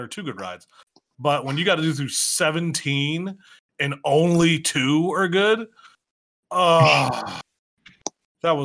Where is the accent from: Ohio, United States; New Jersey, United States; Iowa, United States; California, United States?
Ohio, United States; Northeast; I'm from Northeast Ohio